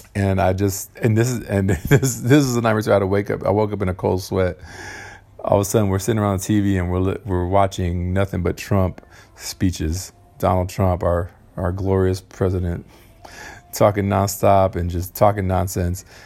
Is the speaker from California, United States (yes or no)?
yes; Southern California, United States; I'm from Cali, Cal- California, um, Southern California, in uh, United States of America